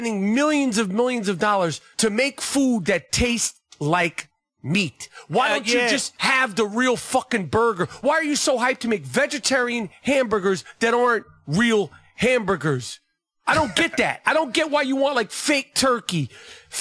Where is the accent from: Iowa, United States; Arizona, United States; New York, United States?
New York, United States; growing up in New York